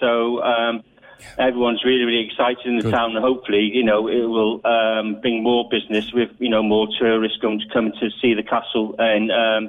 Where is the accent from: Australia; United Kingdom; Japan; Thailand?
United Kingdom; Abergele, Wales; moved away as an adult; now in Cork, Ireland; Abergele is my hometown, and I moved to Cork about 13 years ago.